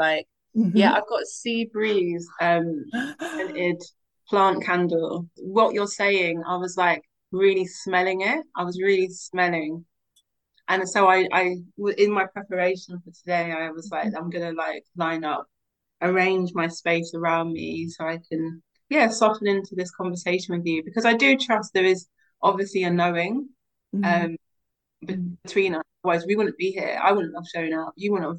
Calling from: London, United Kingdom; I'm calling in from Southeast London, specifically in Sydenham, very close to Forest Hill. I'm in my new home, which is a community land trust.

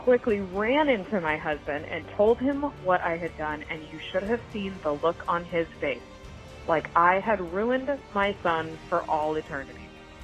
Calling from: Clayton, California, United States; I am calling from Clayton, California

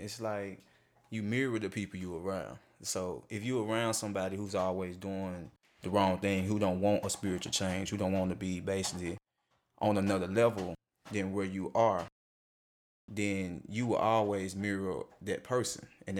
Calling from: Coldwater, Mississippi, United States; I'm coming in from Coldwater, Mississippi.

